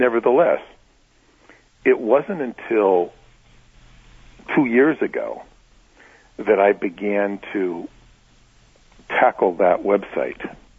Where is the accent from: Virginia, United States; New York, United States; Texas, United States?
New York, United States; So I'm from New York. There were 6 other people from New York with me on that particular year